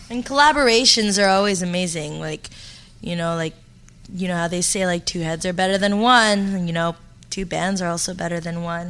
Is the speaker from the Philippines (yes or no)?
no; Toronto, Ontario, Canada; also born or lived in Montreal; I was born in Montreal and then I moved here when I was in elementary school. And I actually grew up in Scarborough